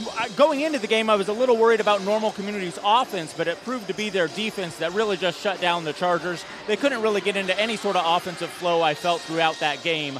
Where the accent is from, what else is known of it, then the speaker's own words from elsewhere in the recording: Champaign, Illinois, United States; but we're both from Champaign, so it really feels like anyone's game.